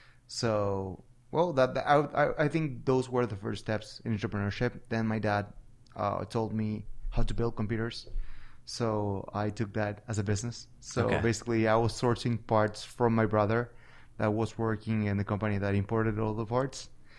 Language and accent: English; Buenos Aires, Argentina; So when I was a little kid, Buenos Aires was a completely different place than it is right now.